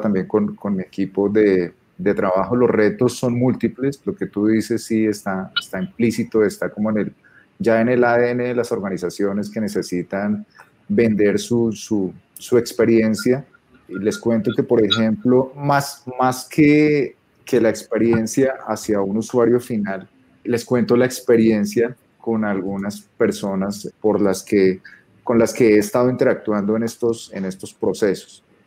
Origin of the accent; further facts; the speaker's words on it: Bogotá, Colombia; soy bogotano